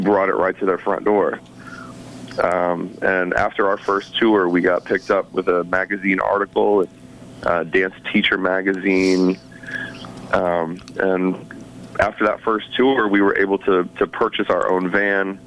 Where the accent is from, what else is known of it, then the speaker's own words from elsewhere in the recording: St. Louis, Missouri, United States; growing up in St. Louis